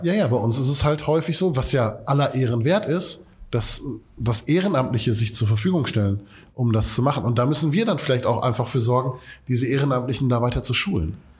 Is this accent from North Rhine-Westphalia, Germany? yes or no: yes; Essen, North Rhine-Westphalia, Germany; Wir kommen aus Katernberg